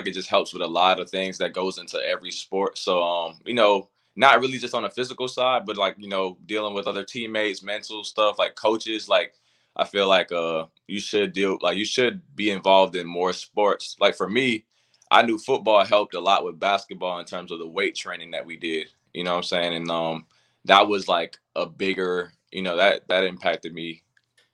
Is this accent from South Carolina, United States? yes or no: yes; Port Royal, South Carolina, United States; So I'm from Port Royal, South Carolina. Like I said, I pretty much lived there my whole life